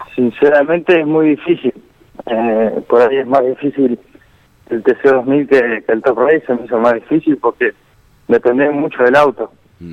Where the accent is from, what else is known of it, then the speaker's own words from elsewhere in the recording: Villa Regina, Río Negro, Argentina; yo soy de Villa Regina